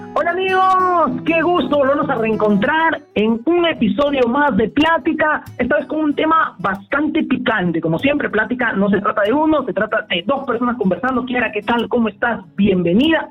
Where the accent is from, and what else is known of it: Peru